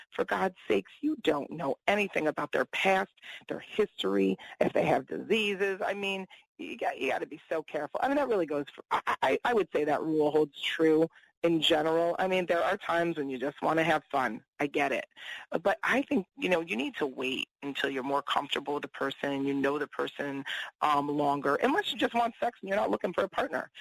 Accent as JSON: {"language": "English", "region": "East Coast", "country": "United States", "said": "I'm from the East Coast"}